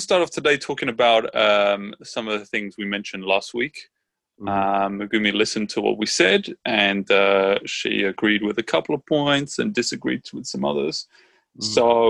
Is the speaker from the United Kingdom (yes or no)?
yes; Brighton, South East England, United Kingdom; now in Richmond, United States; I'm from Brighton, England, and I'm living in Richmond, California.